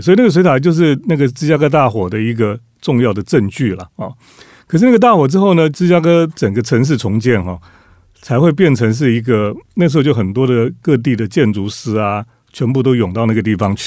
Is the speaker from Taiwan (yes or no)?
yes; Taiwan; 我们台湾人